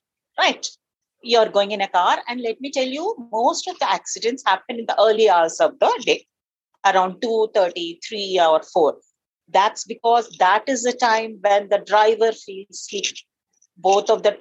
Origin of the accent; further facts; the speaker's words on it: Nagarjuna Sagar, Telangana, India; I grew up in Nagarjan Sagar. Have you heard about it? It's a big irrigation project. There is a big dam